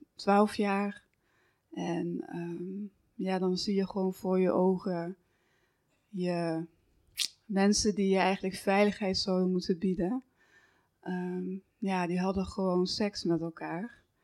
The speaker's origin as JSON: {"language": "Dutch", "area": "Horn, near Roermond", "region": "Limburg", "country": "Netherlands", "tie": "born or raised there", "said": "in Horren, dus een, een, een dorpje bij Roermond in, eh, in, Limburg, misschien hoorde je dat al aan mijn accent. dat, eh, dus daar ben ik ook opgegroeid."}